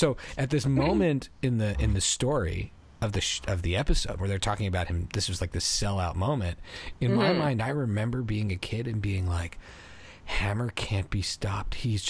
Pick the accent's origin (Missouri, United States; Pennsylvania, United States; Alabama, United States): Pennsylvania, United States; Philadelphia; born there; I was an American, or I am an American, but I was born in Philly